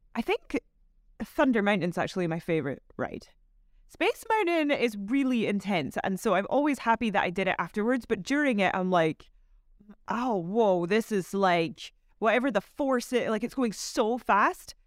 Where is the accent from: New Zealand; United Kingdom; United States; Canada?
United Kingdom; Scotland; so I'm from Scotland